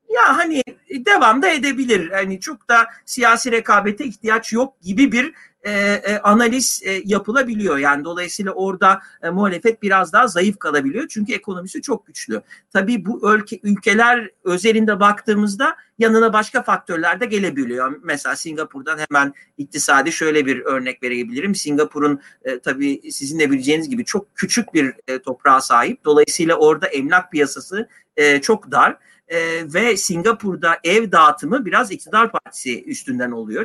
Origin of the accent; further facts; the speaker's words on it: Istanbul, Turkey; ikimiz de İstanbulluyuz.